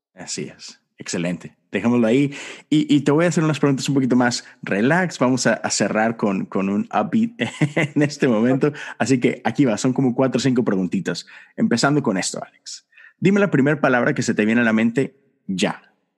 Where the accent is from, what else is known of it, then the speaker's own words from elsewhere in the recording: Monterrey, Nuevo León, Mexico; mi padre, que tiene una pequeña iglesia en Monterrey, de donde yo soy